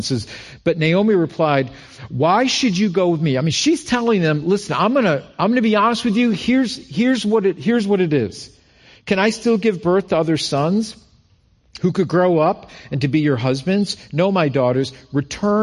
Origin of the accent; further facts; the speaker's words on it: Rochester, New York, United States; moved away as an adult; also born or lived in Albany, New York; we're both from Rochester